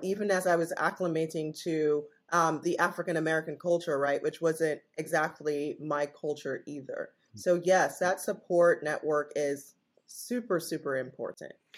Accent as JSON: {"language": "English", "country": "Jamaica", "tie": "born or raised there", "moved": "as an adult", "lives_now": "United States", "said": "I am originally Jamaican, born and raised and I came to the United States for college in 1996."}